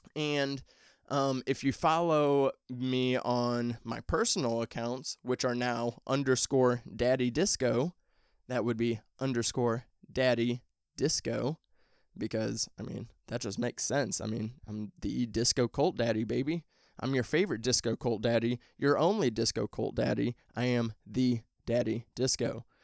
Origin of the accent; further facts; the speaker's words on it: Midwest, United States; I'm from the Midwest